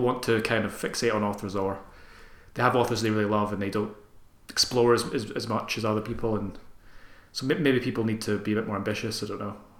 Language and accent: English; Armadale, Scotland, United Kingdom; I'm from Armadale, which is a couple of towns down from Airdrie